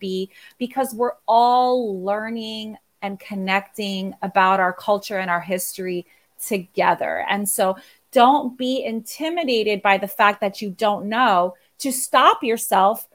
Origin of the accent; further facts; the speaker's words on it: United States; moved away as an adult; now in Puerto Rico; I am originally from the Puerto Rico diaspora. I grew up in New Jersey, New York area.